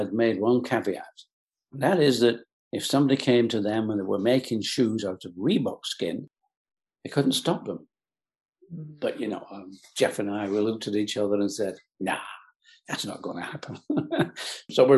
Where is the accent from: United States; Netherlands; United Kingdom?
United Kingdom; England; I was born in England, in the UK